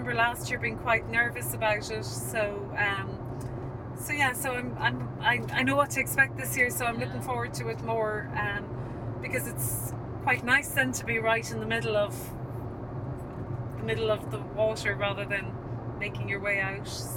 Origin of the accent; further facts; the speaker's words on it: Ballinspittle, Munster, Ireland; moved away as an adult; also born or lived in Dublin; now in Bandon, Ireland; I'm from around there originally, so when we were growing up, we always loved going to Sandy Cove